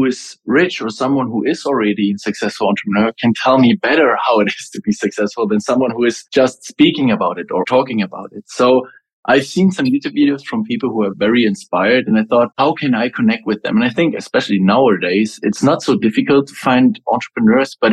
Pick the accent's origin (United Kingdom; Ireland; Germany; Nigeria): Germany; I'm originally from Germany. I lived in a very small village